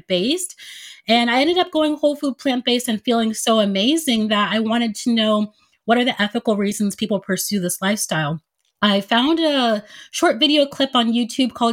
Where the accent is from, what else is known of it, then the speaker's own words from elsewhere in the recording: United States; also born or lived in Nigeria; my family immigrated to the United States when I was 2 years old.